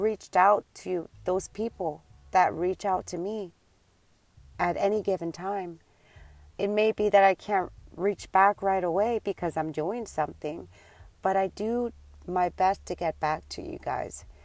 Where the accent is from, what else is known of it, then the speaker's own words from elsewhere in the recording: Puerto Rico; also born or lived in New York; now in Tampa, United States; Tampa is not where I'm from. I was born and raised in New York, and then I was raised 14 years in Puerto Rico when my mom decided to move us to Puerto Rico